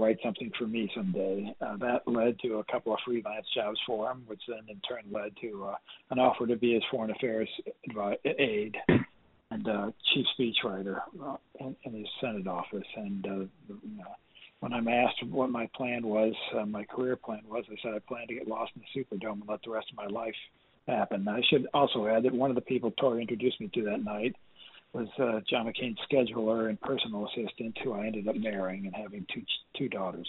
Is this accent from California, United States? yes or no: no; Iowa, United States; moved away as an adult; I grew up in Iowa, and it's rather colder in the wintertime